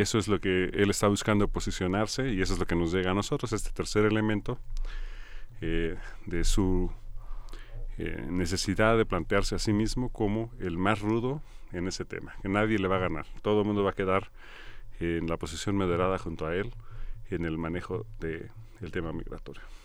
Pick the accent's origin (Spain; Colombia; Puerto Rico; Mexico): Mexico; quienes nacemos aquí somos mexicanos de entrada